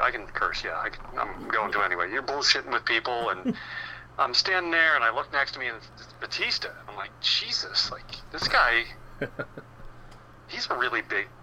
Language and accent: English; Philadelphia, Pennsylvania, United States; we're from Philadelphia